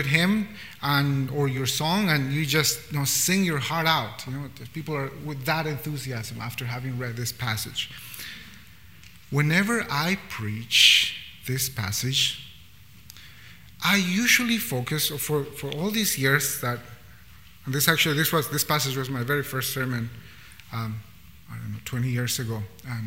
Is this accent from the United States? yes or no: no; Bolivia; now in Vancouver, Canada; I come from a context from Bolivia, which is a beautiful, beautiful country